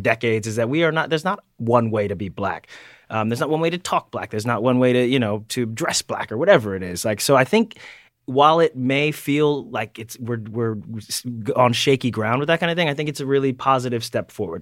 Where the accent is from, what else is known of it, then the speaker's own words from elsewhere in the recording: Delaware, United States; I'm from Delaware